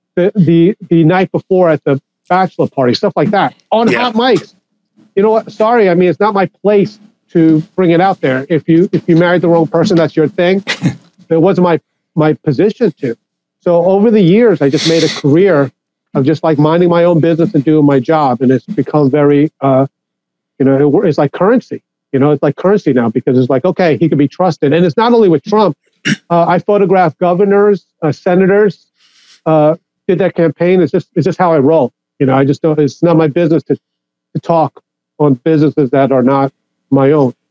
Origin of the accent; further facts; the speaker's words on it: Long Island, New York, United States; I grew up on Long Island, New York